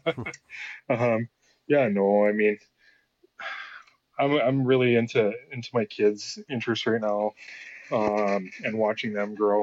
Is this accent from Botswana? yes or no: no; Kamloops, British Columbia, Canada; when I was growing up in Kamloops here